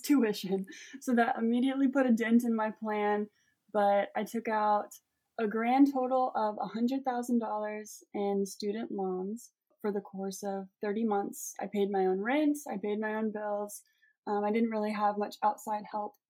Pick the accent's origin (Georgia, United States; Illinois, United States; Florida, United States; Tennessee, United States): Tennessee, United States; Collierville; I grew up um, in Collierville, Tennessee